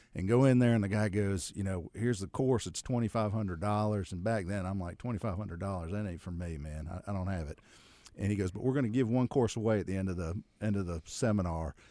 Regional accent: Akron, Ohio, United States; now in Charlotte, United States; I grew up in Akron.

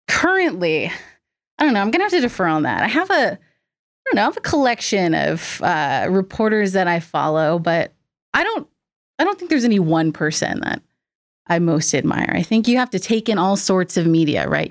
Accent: North Carolina, United States; moved away as an adult; now in Nashville, United States; I was born and raised in North Carolina

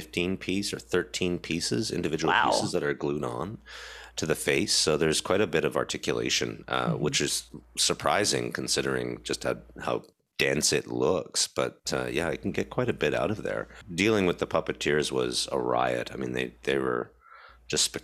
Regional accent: Stratford, Ontario, Canada; moved away as an adult; also born or lived in Toronto, Ontario; I came back to my hometown of Stratford

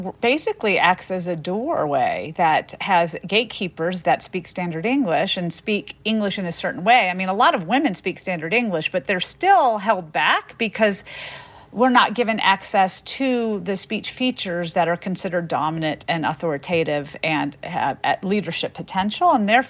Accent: the South, United States; And so growing up in the South with French-speaking parents, I noticed how people responded to them because of the way they talk.

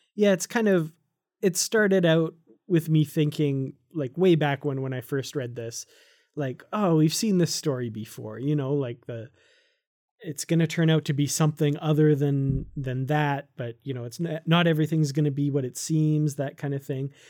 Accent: Canada; I'm Canadian

